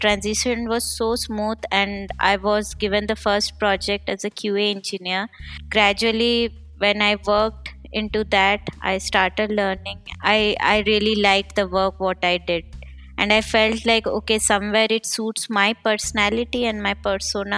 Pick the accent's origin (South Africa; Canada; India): India; moved away as an adult; now in Berlin, Germany; I'm basically from India and currently staying in Berlin since 5 years